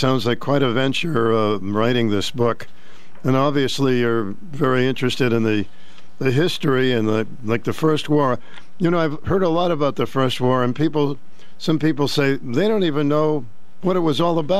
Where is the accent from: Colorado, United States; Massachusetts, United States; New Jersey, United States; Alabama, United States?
Massachusetts, United States; Boston; I'm from Boston